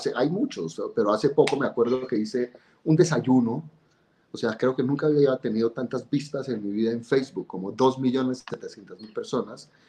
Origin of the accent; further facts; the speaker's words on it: Bogotá, Colombia; yo nací en 1970 en Bogotá. Eh, un niño normal, cachaco completamente